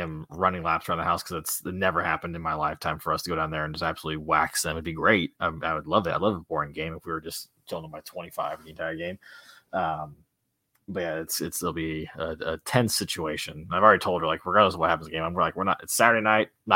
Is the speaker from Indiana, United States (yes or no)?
yes; a small town in Indiana, United States; we're from a small town in Indiana.